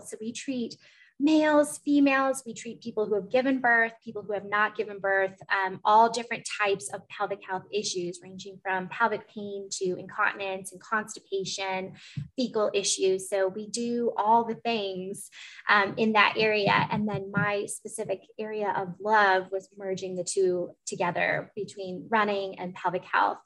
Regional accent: Eugene, Oregon, United States; also born or lived in Portland, Oregon; I'm from Portland, but I went to middle school and high school in Eugene

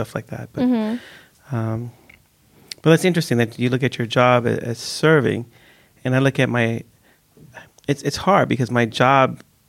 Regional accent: United States; now in Sweden; I grew up in the States where you have respect for old people

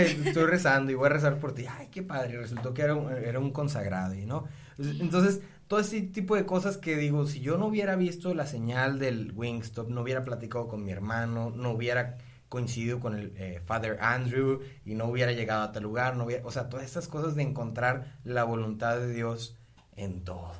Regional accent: Río Bravo, Tamaulipas, Mexico; soy originario de Río Bravo, Tamaulipas

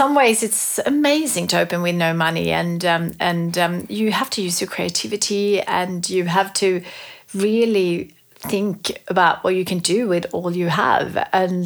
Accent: Sweden; moved away as an adult; also born or lived in Melbourne, Australia; now in Australia; growing up in Sweden, we had quite a few amazing stationery brands there back then

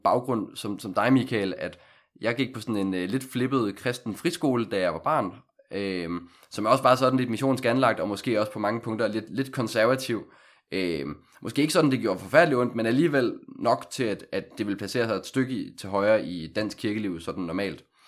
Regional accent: Aalborg, North Denmark Region, Denmark; moved away as an adult; now in Copenhagen, Denmark; jeg kommer oprindeligt fra Aalborg, har siden 2015 boet i København for ligesom at studere

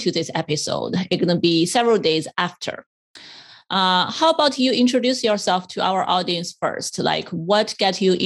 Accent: China; moved away as an adult; now in United States; I grew up in China.

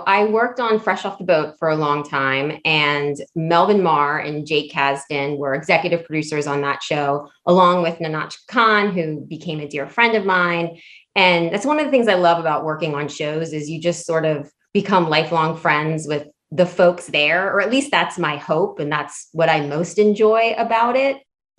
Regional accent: Hawaii, United States; born there; you know, I was born in Hawaii. My dad's from there. My family's all there.

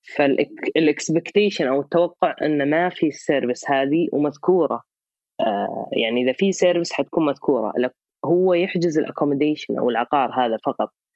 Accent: Saudi Arabia; عندنا في السعوديه

